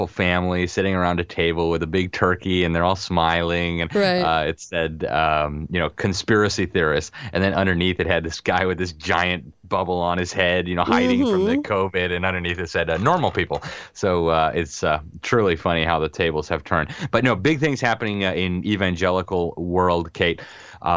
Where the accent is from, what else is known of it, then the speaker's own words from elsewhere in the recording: Miami, Florida, United States; my hometown of Miami